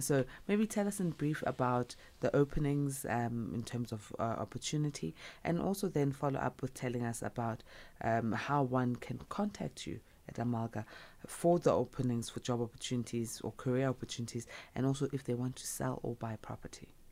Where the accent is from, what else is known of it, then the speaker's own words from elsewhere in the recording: South Africa; I'm South African